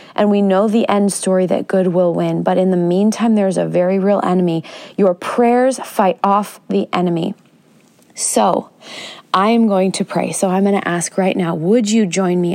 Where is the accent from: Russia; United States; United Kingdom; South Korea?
United States; As an American